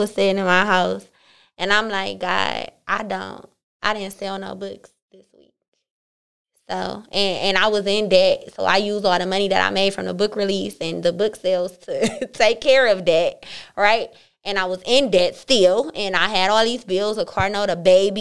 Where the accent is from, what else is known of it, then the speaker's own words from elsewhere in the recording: Cleveland, Ohio, United States; I'm from Cleveland